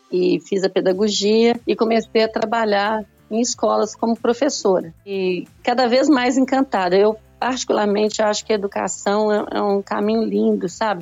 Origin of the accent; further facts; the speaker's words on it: Belo Horizonte, Minas Gerais, Brazil; sou aqui do Brasil, de Belo Horizonte, de Minas Gerais, mineirinha